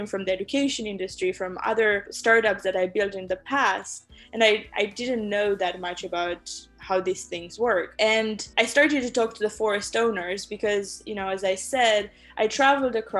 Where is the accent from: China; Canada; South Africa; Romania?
Romania; now in San Francisco, United States; I was born in Romania.